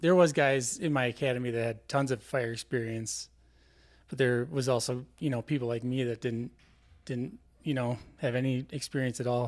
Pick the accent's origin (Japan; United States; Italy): United States; Twin Cities, Saint Paul, Minneapolis area, Minnesota; I'm from the Twin Cities, uh, Saint Paul, Minneapolis area. Uh, I grew up there